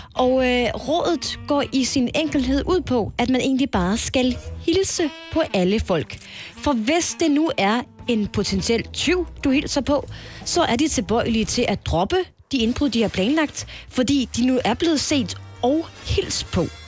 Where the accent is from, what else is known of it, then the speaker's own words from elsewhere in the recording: Jutland, Denmark; jeg er jyde